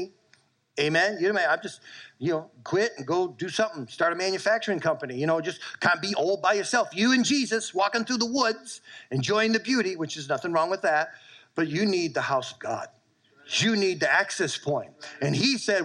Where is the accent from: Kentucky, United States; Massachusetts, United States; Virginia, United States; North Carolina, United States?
Massachusetts, United States; South Shore; moved away; I grew up in Massachusetts in the South Shore